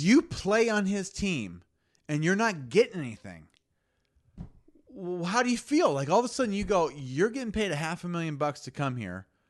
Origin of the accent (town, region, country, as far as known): Lincoln, Nebraska, United States; born or raised there